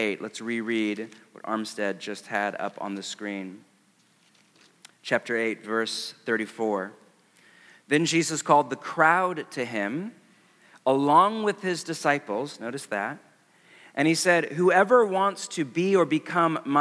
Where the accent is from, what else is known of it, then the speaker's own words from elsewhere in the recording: West Coast, United States; I'm from the West Coast